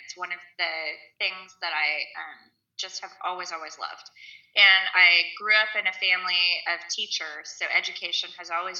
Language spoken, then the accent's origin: English; Kansas City, United States; moved away as an adult; now in Florida, United States; I was born and raised in Kansas City and lived there most of my life until the last 3 years